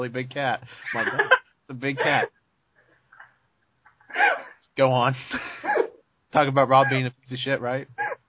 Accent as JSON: {"language": "English", "region": "the South", "country": "United States", "said": "I'm from the South!"}